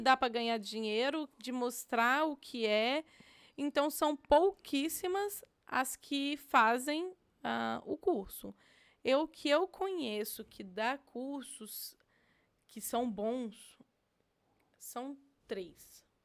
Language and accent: Portuguese; Minas Gerais, Brazil; now in United States; Eu sou de Minas Gerais